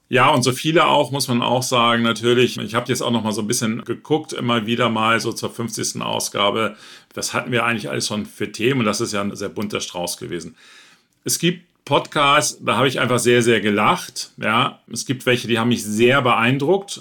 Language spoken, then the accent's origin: German; Northern Germany, Germany; ich selber bin auch aus Norddeutschland